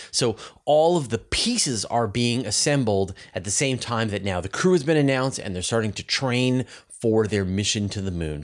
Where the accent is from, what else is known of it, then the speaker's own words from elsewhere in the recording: Canada; as a Canadian